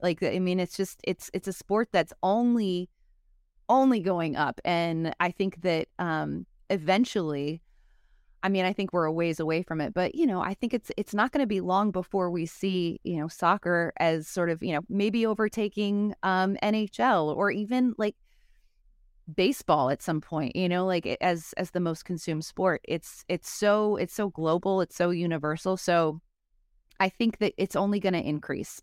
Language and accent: English; Chicago, Illinois, United States; also born or lived in Los Angeles; I'm from Chicago, so I'm a real hot dog stan